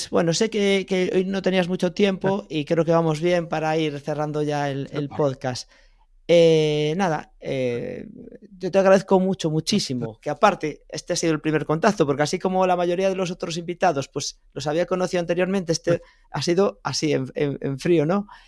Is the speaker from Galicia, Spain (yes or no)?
yes; Galicia, Spain; Además, siendo gallegos, no hay excusa.